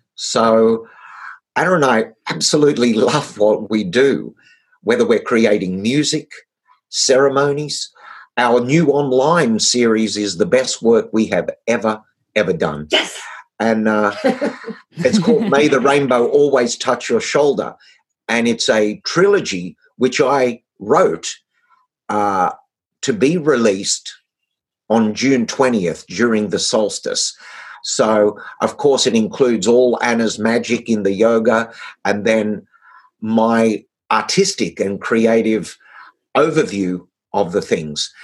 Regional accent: Australia; being an Australian

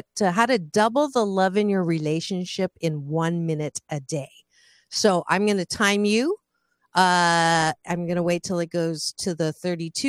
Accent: United States; I'm American, even though I look Swedish

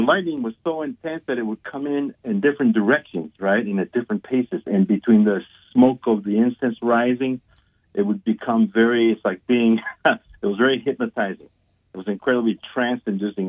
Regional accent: Guatemala; moved away; I was born and raised in Guatemala

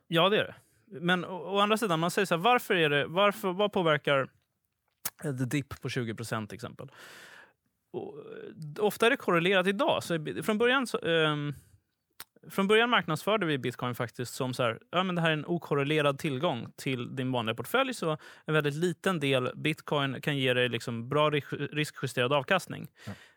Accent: Sweden; som svensk

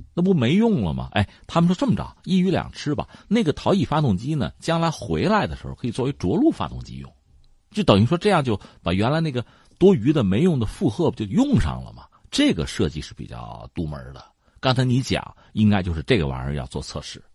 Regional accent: China; 我们中国人把无人探测器就嫦娥四号送到月球背面

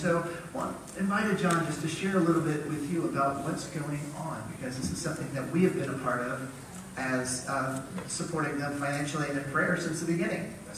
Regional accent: Wisconsin, United States; moved away; I'm from Wisconsin

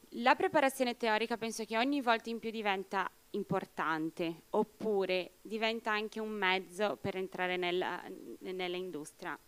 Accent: Brazil; now in Italy; Io sono brasiliana

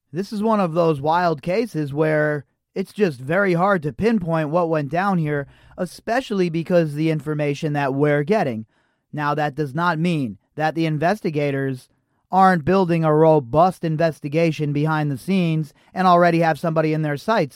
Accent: Las Vegas, Nevada, United States; I'm in Las Vegas. I grew up in Las Vegas

